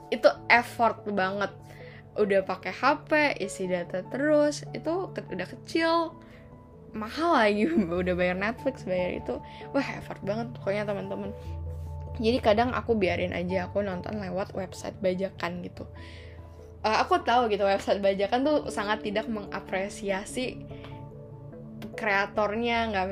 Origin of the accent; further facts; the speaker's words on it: Riau, Indonesia; now in BSD, Indonesia; sebelum aku pindah ke BSD aku dari Riau aku ke BSD 2010